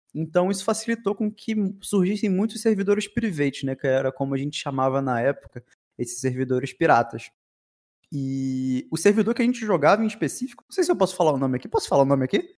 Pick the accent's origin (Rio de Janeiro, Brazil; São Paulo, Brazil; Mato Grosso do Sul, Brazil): Rio de Janeiro, Brazil; Aqui no Rio de Janeiro, a gente é do Rio de Janeiro